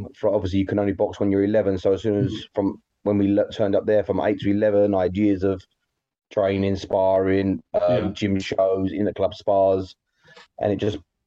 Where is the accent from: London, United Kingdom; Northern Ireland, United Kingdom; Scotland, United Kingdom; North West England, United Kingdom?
London, United Kingdom; I grew up in Thamesmead